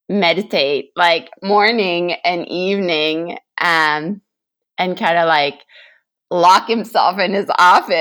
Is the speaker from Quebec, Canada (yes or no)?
yes; La Beauce, Quebec, Canada; I grew up in this